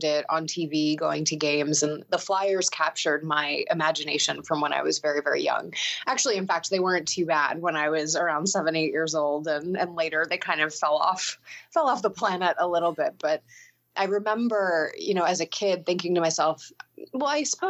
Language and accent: English; Sea Isle City, New Jersey, United States; I grew up in Sea Isle City, New Jersey, which is basically as far south as you can go in the state, right on the water.